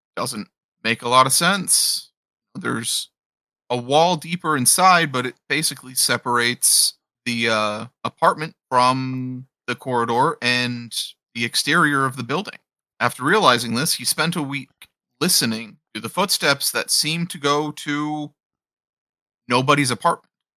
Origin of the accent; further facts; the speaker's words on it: Appalachia, United States; I'm an Appalachian boy